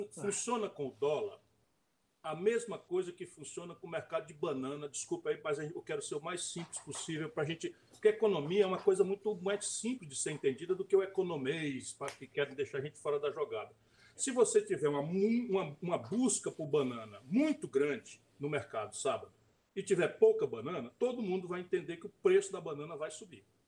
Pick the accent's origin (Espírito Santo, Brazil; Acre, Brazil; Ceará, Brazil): Ceará, Brazil; interior of; eu sou daqui, sabe? Eu sou do interior do Ceará